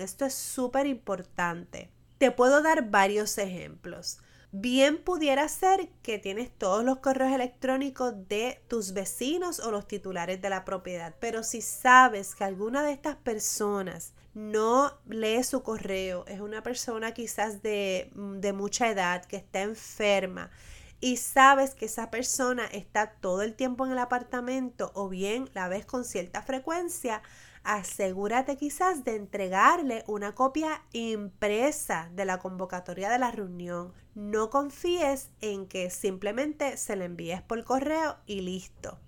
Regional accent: Puerto Rico; mi experiencia como puertorriqueña

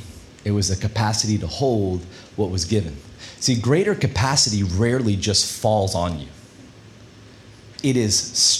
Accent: Australia; And I'm Australian. Accent, I know it's a bit weird. I put it on because Kate likes the American accent. I got her, so I win. But we're Aussie, but we went to the U.S.

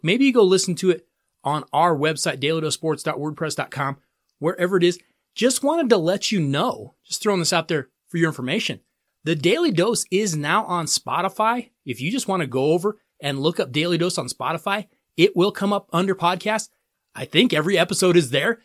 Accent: Colorado, United States; here in my home state of Colorado

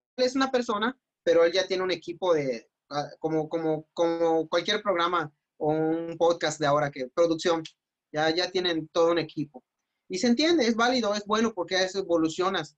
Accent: Mérida, Yucatán, Mexico; soy de Mérida

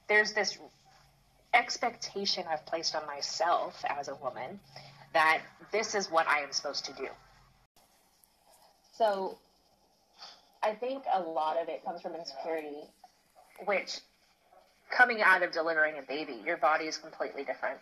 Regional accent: the South, United States; growing up in the Christian church, it is communicated, especially in the South

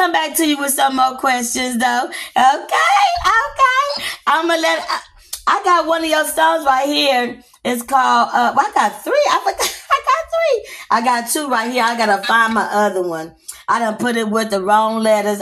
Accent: Texas, United States; I'm from the South, I'm from Texas.

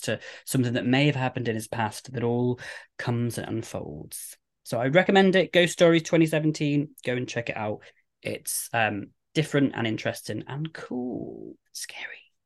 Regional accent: United Kingdom; we're British

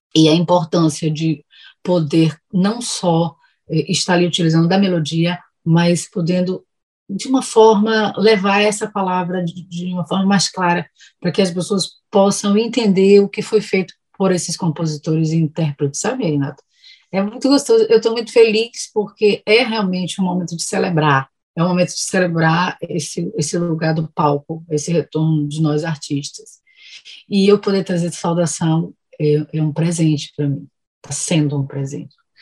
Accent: Bahia, Brazil; eu sou muito baiana, sou muito barrista. Eu gosto do meu sotaque

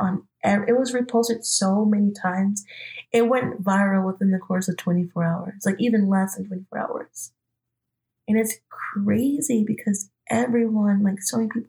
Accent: Albertville, Minnesota, United States; I'm originally from Albertville, Minnesota, but when everything had went down, I had went back home that night to Albertville

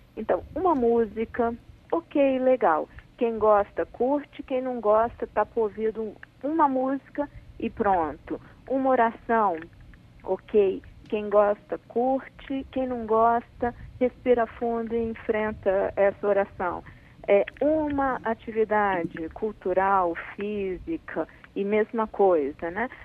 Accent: Brazil; nós somos brasileiros, nós somos um, um povo alegre, divertido

